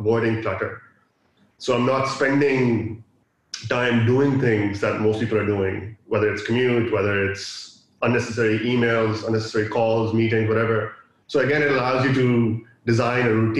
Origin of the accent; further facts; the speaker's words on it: Dubai, United Arab Emirates; also born or lived in Pakistan; I'm from Pakistan, born and raised in Dubai